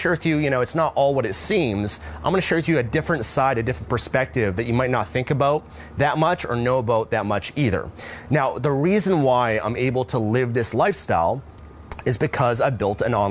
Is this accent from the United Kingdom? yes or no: no; Vancouver, British Columbia, Canada; moved away; I'm originally from Vancouver, Canada